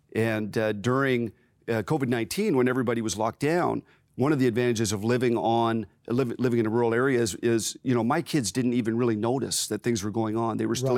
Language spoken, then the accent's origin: English; Waterford, Ontario, Canada; also born or lived in Simcoe, Ontario / Courtice, Ontario; myself and my three brothers grew up uh, in Waterford, so just sort of south of Brantford, Ontario